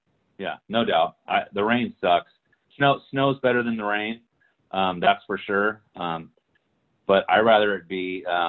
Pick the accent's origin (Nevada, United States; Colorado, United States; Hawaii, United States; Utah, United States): Hawaii, United States; also born or lived in California; I'm from Hawaii and California. This was like culture shock to me, right?